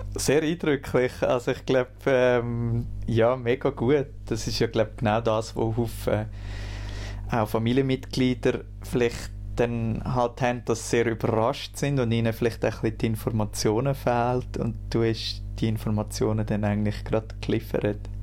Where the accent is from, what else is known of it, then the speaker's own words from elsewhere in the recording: near Lucerne, Schwyz, Switzerland; ich bin im Kanton Schweiz aufgewachsen, also nicht so weit weg von Luzern